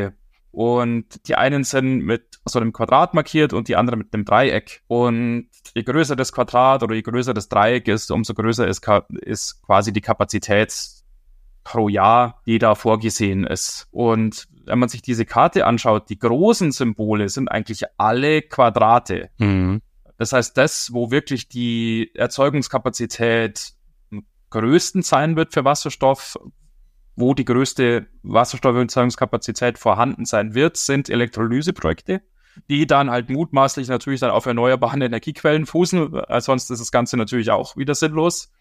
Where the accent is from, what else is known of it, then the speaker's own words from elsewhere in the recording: Germany; bei uns in Deutschland